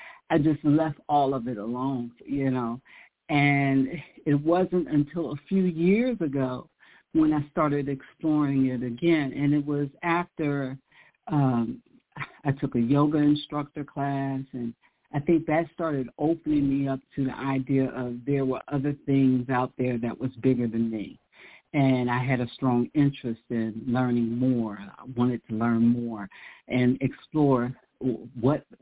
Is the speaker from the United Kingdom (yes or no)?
no; Philadelphia, Pennsylvania, United States; I grew up in Philadelphia